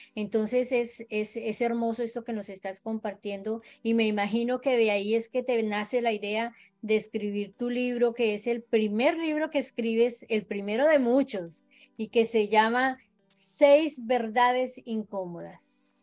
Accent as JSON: {"language": "Spanish", "country": "Colombia", "moved": "yes", "lives_now": "Florida, United States", "said": "colombiana 100% de corazón"}